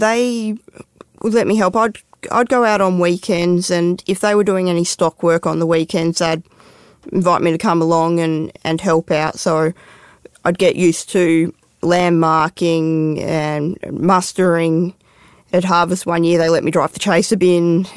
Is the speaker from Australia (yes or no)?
yes; Perth, Western Australia, Australia; now in Hermidale, Australia; I grew up in Perth in WA